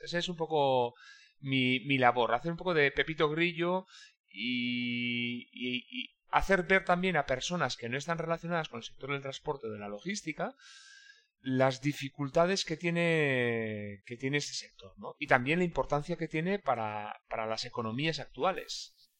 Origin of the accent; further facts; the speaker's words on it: Irún, Basque Country, Spain; yo soy de Irún, que es una pequeña ciudad fronteriza